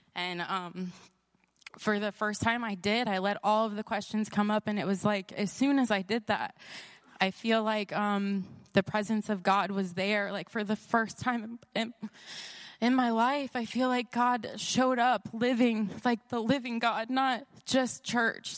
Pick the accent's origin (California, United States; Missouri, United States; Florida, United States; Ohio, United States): Ohio, United States; Columbus; I'm from Columbus, Ohio